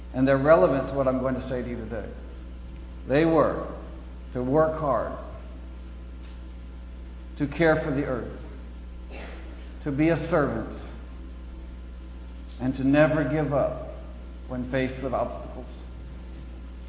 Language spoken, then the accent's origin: English; Massachusetts, United States; now in Kansas, United States; I grew up in Massachusetts. I'm a New Englander by birth and heritage, but I live in Kansas now